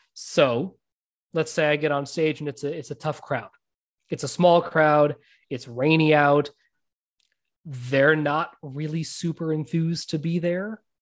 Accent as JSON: {"language": "English", "country": "United States", "tie": "born or raised there", "also_born_or_lived": "India", "said": "I was born in India, but I'm American"}